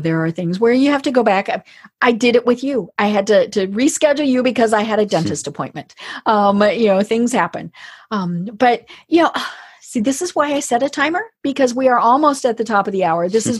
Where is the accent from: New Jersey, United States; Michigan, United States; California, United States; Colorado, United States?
Colorado, United States; I'm from Colorado